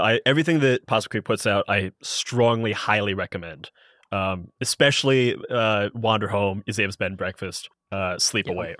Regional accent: Columbus, Ohio, United States; I'm from Columbus, Ohio

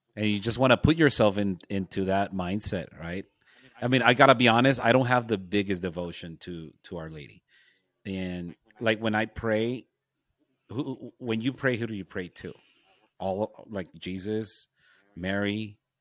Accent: Nogales, Sonora, Mexico; my hometown of Nogales

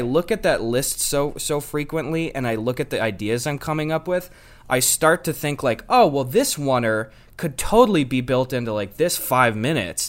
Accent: Wisconsin, United States; I'm a boy from Wisconsin

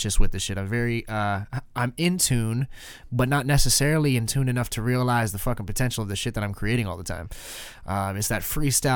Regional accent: Canada; I'm Canadian

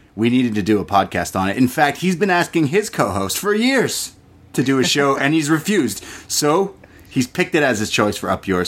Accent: Canada; I'm Canadian

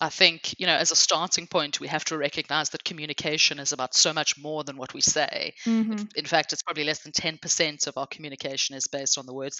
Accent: South Africa; accent: hybrid; moved away as an adult; now in England, United Kingdom; the first thing to explain is my hybrid accent. So I grew up in South Africa, but I've lived my adult life here in England.

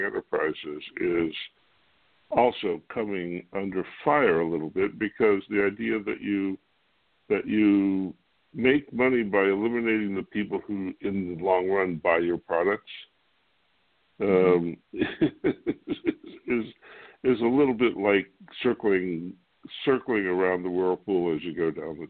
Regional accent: Ohio, United States; we're both from Ohio

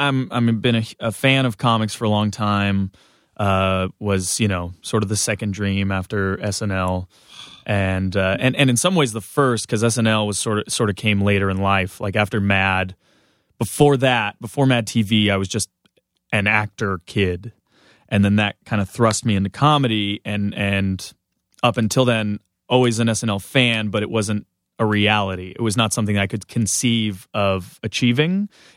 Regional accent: Southern California, United States; Southern California.

